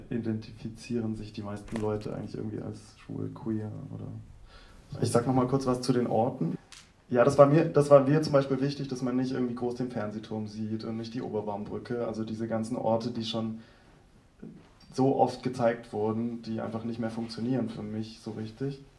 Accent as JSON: {"language": "German", "town": "Tübingen", "region": "Baden-Württemberg", "country": "Germany", "moved": "yes", "lives_now": "Berlin, Germany", "said": "Ja, ich komme auch aus Süddeutschland, also aus Tübingen und wohne aber jetzt schon über 15 Jahre in Berlin."}